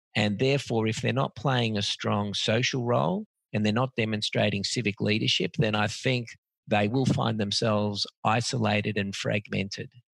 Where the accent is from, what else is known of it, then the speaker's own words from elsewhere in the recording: Australia; I was born and bred in Australia